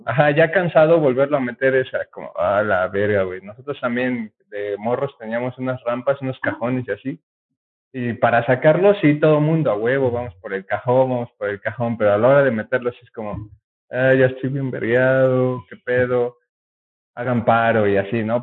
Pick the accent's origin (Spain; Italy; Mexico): Mexico; Puebla; éramos un grupo de mi colonia